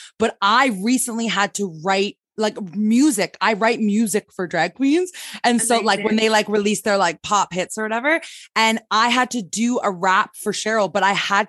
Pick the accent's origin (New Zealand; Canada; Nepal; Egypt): Canada; accent: Canadian; my Canadian accent